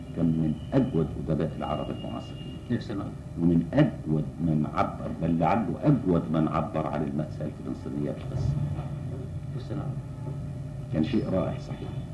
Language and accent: Arabic; Egypt; عندنا في مصر